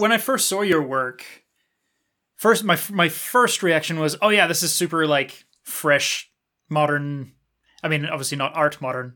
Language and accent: English; New Zealand; I was born and raised in New Zealand